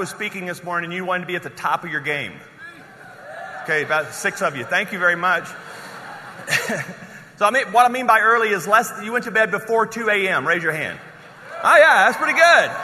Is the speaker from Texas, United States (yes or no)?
no; Louisiana, United States; I'm from Louisiana